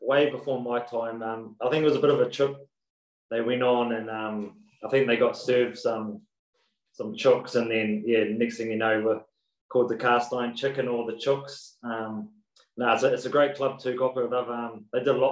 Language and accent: English; New Zealand; accent: Kiwi; moved away as an adult; also born or lived in Taranaki; now in Boston, United States; I'm Kiwi